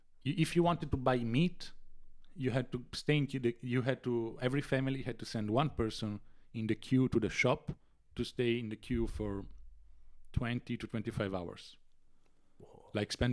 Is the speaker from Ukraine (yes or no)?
no; Italy; born there; English is a second language; But if you are in Italy, like me, I was born in 97 in Italy.